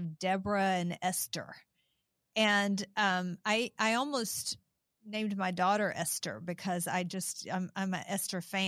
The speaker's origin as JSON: {"language": "English", "region": "Eastern Kentucky and Eastern Tennessee", "country": "United States", "tie": "born or raised there", "said": "these humble women of faith that I grew up around in Eastern Kentucky and Eastern Tennessee"}